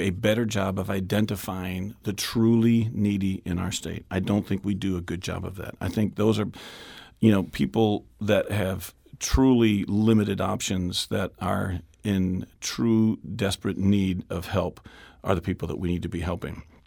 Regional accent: West St. Louis County, Missouri, United States; kid growing up in West Saint Louis County, I grew up in my district, went to Pond Elementary School and Lafayette High School out in West Saint Louis County

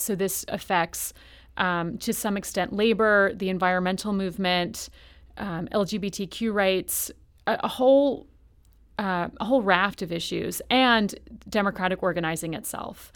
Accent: New York, United States; I'm from New York. I'm from New York State.

